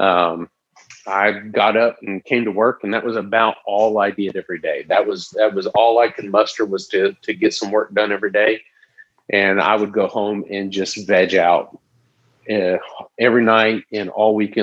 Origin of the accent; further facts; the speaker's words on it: Tyler, Texas, United States; also born or lived in Tulsa, Oklahoma; I'm a nobody from Tyler, Texas. I grew up here